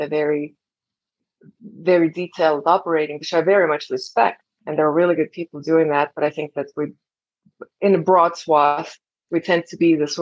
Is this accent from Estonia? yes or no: yes; Estonia; moved away as an adult; I'm originally from Estonia and came here as an exchange student